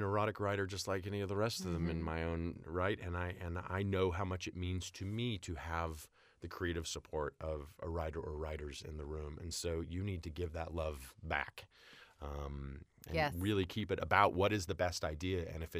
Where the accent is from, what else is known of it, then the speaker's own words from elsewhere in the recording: Jenks, Oklahoma, United States; I was growing up in Tulsa, Oklahoma, and a little town outside of Tulsa, a little suburb, Jinx.